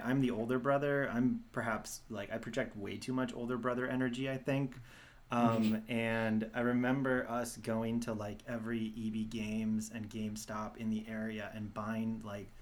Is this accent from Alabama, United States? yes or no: no; Milwaukee, Wisconsin, United States; I am from Milwaukee, and my family are like Marquette season basketball ticket holders.